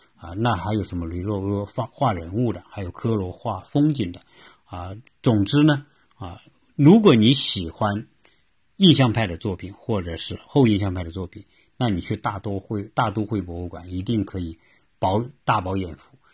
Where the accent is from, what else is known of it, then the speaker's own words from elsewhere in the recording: China; now in United States; 我也看到很多我们来自中国的，因为一一说话我们就知道嘛，你是说我们的这个呃普通话的啊